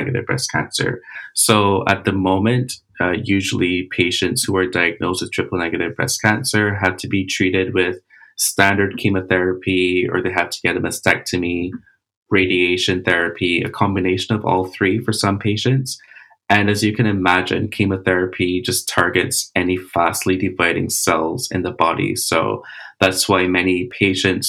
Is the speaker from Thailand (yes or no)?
no; Barbados; I'm from Barbados.